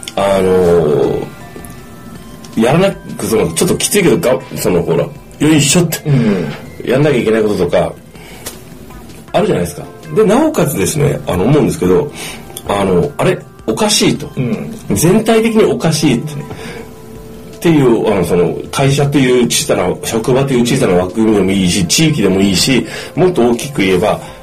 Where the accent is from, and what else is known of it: Japan; born or raised there